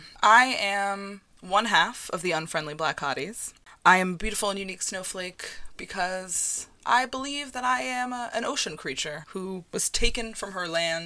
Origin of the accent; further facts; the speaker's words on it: New Paltz, New York, United States; I grew up in New Paltz, New York, which is about an hour and a half north of New York City. It is a charming farm town with lots of old hippies who moved away from Woodstock but didn't want to leave the glorious upstate region.